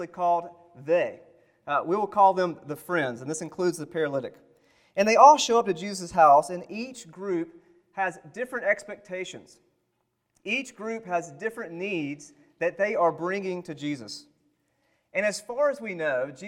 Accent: the South, United States; I am from the South

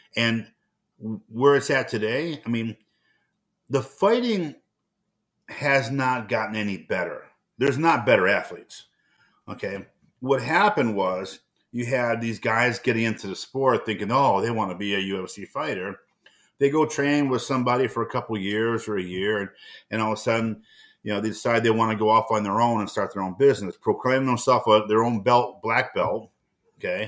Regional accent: Cleveland, Ohio, United States; now in Minnesota, United States; I grew up in Cleveland, Ohio

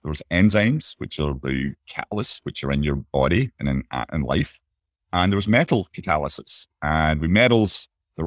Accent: Bellshill, Scotland, United Kingdom; moved away; I was born and grew up just outside of Glasgow in a place called Bellsill

